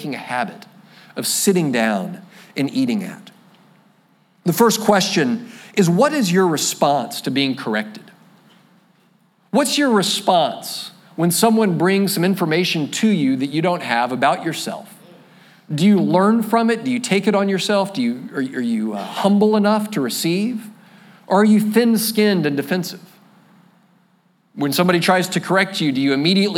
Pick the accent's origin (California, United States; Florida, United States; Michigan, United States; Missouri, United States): Florida, United States; I'm a flatlander from Florida